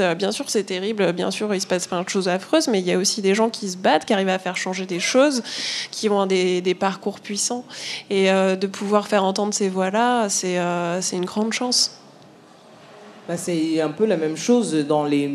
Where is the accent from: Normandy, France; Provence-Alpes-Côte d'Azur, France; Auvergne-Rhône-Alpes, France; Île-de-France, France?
Normandy, France; moved away as an adult; also born or lived in Paris; j'ai grandi en Normandie, en province je suis arrivée à Paris euh, pour euh, la fac